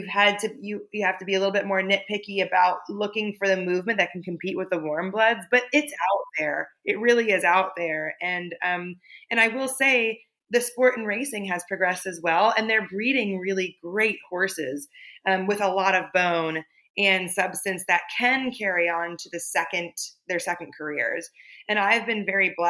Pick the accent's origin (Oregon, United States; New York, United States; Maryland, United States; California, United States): California, United States; moved away; I was born and raised in California.